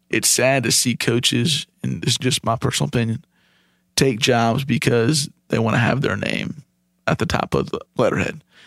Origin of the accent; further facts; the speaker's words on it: Ohio, United States; moved away as an adult; now in Charlotte, United States; I grew up in Ohio, graduated high school in two thousand eight, moved down to Charlotte that next month after graduation.